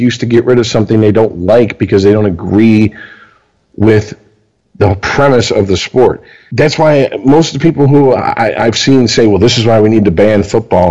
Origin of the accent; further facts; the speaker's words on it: Deltona, Florida, United States; also born or lived in Michigan; I went back to Florida. So obviously, I went to middle school